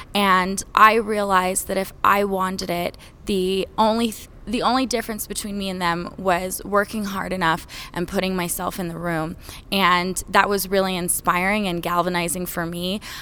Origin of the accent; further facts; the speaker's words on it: Utah, United States; also born or lived in Winchester Hills; I grew up mostly in Utah and Winchester Hills